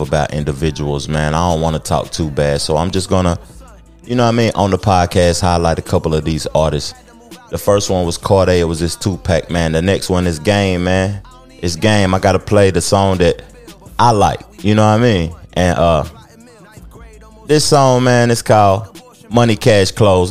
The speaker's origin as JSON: {"language": "English", "town": "Knoxville", "region": "Tennessee", "country": "United States", "said": "I'm from Knoxville, Tennessee, man."}